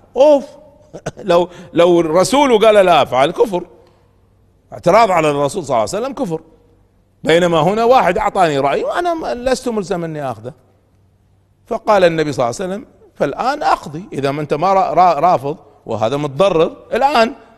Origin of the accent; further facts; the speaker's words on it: Kuwait; عندنا في الكويت